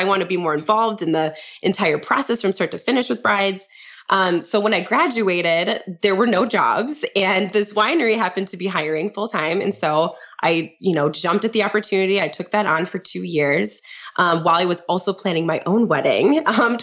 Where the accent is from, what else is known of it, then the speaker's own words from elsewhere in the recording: St. Croix Falls, Wisconsin, United States; my hometown in St. Croix Falls, Wisconsin